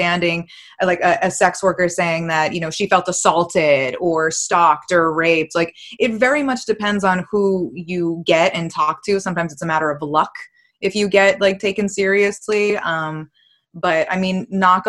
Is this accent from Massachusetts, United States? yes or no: yes; Massachusetts, United States; I'm from Massachusetts